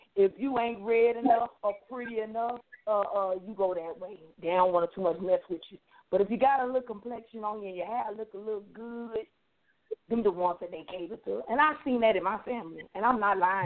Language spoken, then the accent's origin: English; Miami, Florida, United States; I'm from Florida, Miami